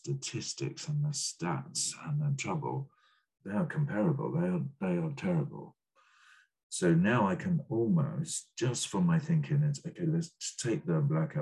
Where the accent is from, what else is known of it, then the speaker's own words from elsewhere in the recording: Brighton, South East England, United Kingdom; I grew up in Brighton.